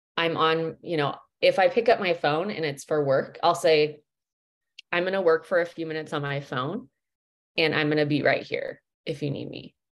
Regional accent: Midwest, United States; I'm from the States. I'm from the Midwest

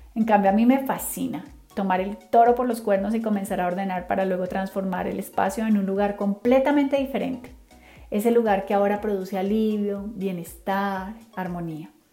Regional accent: Cali, Valle del Cauca, Colombia; Soy colombiana, nací en Cali, así que soy caleña 100% de corazón

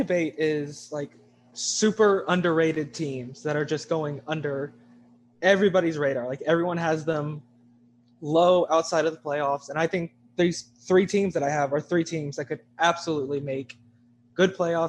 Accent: Texas, United States

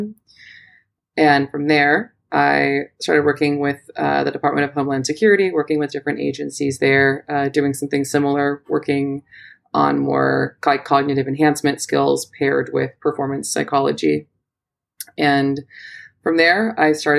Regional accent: Southern California, United States; moved away; I am born and raised in Southern California

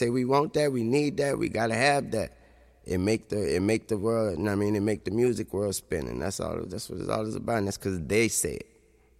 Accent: the South, United States; I'm old. My mama used to always say that. My grandma used to say that. You're smelling your drawers. But anyway, I don't know if y'all people ever say that. I'm from the South.

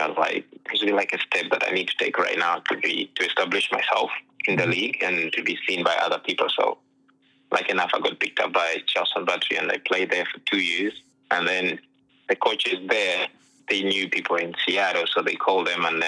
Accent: Uganda; moved away as an adult; now in United States; I was born and raised in Uganda

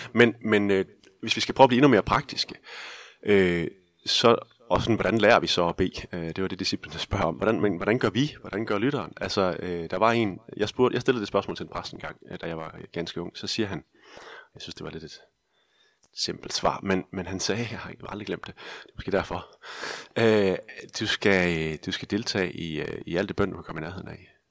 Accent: Denmark

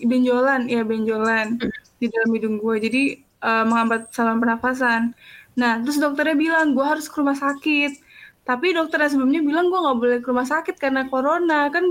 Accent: Yogyakarta, Special Region of Yogyakarta, Indonesia; gua orang Jog, gua aslinya Jogja. Cuman gua udah nggak mudik

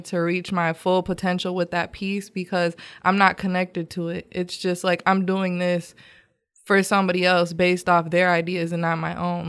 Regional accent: Grand Rapids, Michigan, United States; moved away as an adult; now in Houston, United States; I'm from Grand Rapids, Michigan.

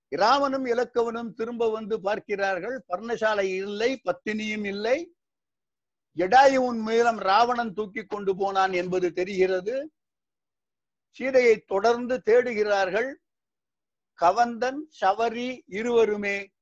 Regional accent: Srivaikuntam, Tamil Nadu, India; moved away as an adult; also born or lived in Tiruchirappalli, India / Karaikudi, India / Ranipet, India; now in Singapore; திருநெல்வேலி மாவட்டத்தில் ஸ்ரீவைகுண்டத்தில் ஆயிரத்தி தொள்ளாயிரத்தி நாற்பத்தி ஆண்டாம் ஆறு பிறந்தேன் இப்போ வயசு எழுபத்தைந்து எஸ்எஸ்எல்சி வரைக்கும் ஸ்ரீவைகுண்டத்துல

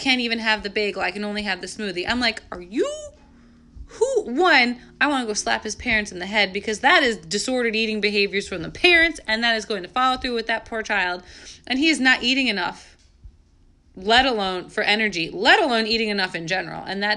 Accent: New York, United States; moved away; I'm from New York

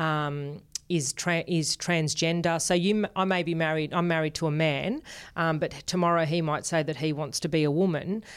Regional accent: Sydney, New South Wales, Australia; born or raised there; accent: Australian; first language Spanish; English is a second language

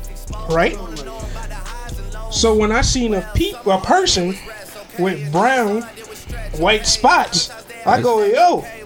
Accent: Barbados; I'm from Barbados. Right. You probably get canceled by what I'm about to go.

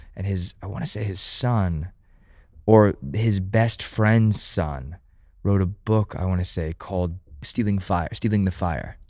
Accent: United States

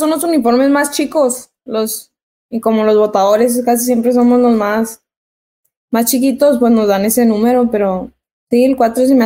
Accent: El Paso, Texas, United States; born there; porque mis hermanos y yo nacimos acá en Estados Unidos, nacimos en El Paso, Texas.

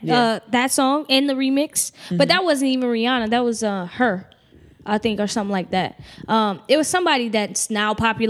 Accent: Louisiana, United States; I grew up in Louisiana.

